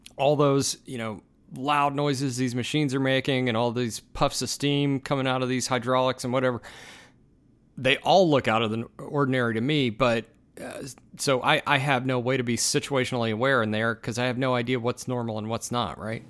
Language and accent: English; United States; as an American